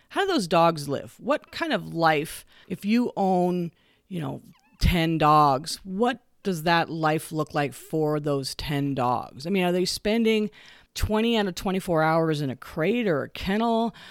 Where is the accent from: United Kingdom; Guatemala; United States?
United States; the West; I grew up here in the West